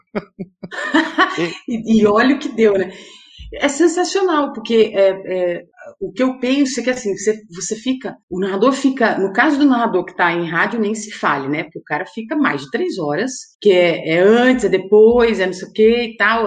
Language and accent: Portuguese; Jundiaí, São Paulo, Brazil; de Jundiaí, que é a minha cidade natal